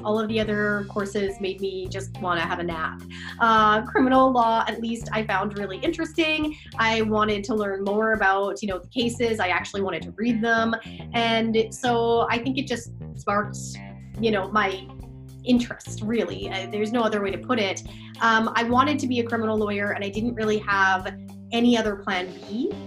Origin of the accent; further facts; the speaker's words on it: Fort McMurray, Alberta, Canada; moved away as an adult; also born or lived in Calgary, Alberta; now in Vancouver, Canada; I'm from Fort McMurray, Alberta. Uh, but yeah, I am. I was born there, raised there.